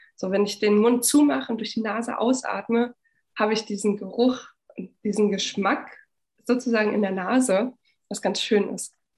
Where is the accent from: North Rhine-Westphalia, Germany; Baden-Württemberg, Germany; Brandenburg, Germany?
Brandenburg, Germany; Frankfurt; moved away as an adult; now in Berlin, Germany; Ich komme aus Frankfurt-Oder, aus dem Osten von Deutschland und bin auch in der damaligen DDR noch geboren